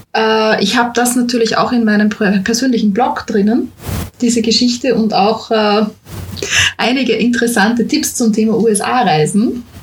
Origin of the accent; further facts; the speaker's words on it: Austria; bei uns in Österreich